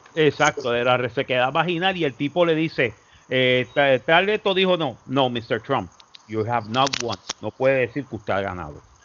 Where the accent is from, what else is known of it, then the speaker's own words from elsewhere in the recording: Puerto Rico; moved away as an adult; now in Florida, United States; los puertorriqueños nos quedamos, ok, chévere, hermano. Este, yo soy ciudadano americano